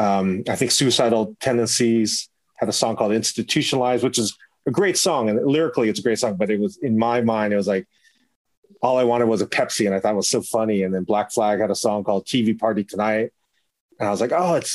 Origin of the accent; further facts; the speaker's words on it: West Coast, United States; I grew up in on the West Coast, a culturally diverse area